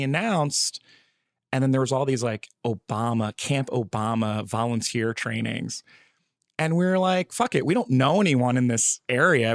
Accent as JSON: {"language": "English", "region": "New Jersey", "country": "United States", "tie": "born or raised there", "also_born_or_lived": "California", "moved": "as an adult", "said": "Oh, Jersey. I just moved here, like, a couple months ago."}